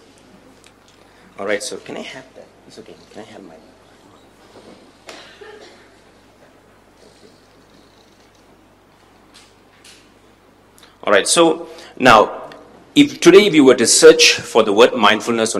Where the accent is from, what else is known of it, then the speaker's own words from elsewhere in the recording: Singapore; I was born in Singapore, and I learned all of this in Singapore from a Singaporean context